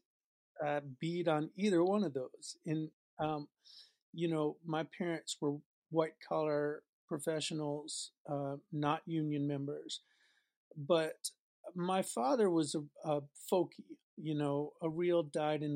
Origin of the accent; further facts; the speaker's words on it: New York, United States; now in Boston, United States; I was born in New York and grew up outside the city in New York City